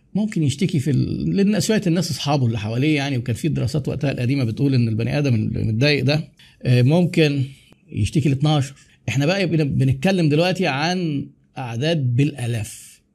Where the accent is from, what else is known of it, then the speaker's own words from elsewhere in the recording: Egypt; احنا بقى عندنا في مصر